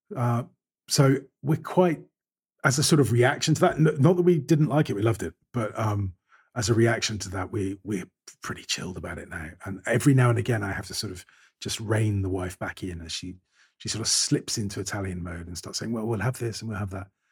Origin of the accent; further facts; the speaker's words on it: Scotland, United Kingdom; I'm, I'm a Scot